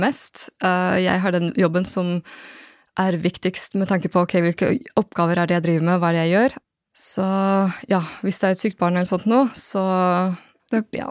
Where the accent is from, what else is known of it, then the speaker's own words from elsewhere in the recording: Norway; also born or lived in Japan; født og oppvokst i Norge